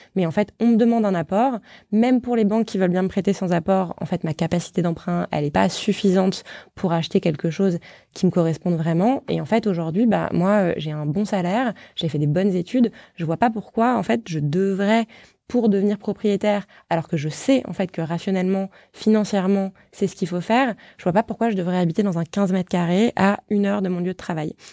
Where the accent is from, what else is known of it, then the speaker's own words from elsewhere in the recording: Paris, Île-de-France, France; je suis née, j'ai grandi à Paris